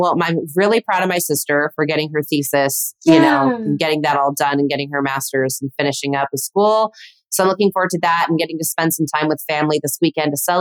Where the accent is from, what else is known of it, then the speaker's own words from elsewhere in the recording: Burbank, California, United States; Born and raised Burbank